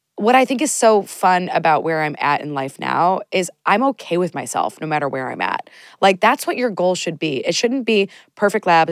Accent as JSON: {"language": "English", "country": "United States", "said": "I'm from the United States"}